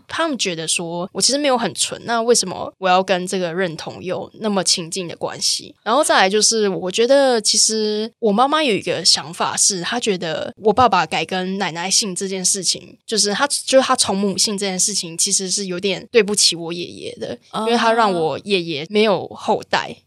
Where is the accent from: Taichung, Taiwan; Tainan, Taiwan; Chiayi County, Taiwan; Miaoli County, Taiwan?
Taichung, Taiwan; 我其实从小到大就是在都市生活长大，然后嗯。我家在台中市区嗯，然后我的部落其实在环山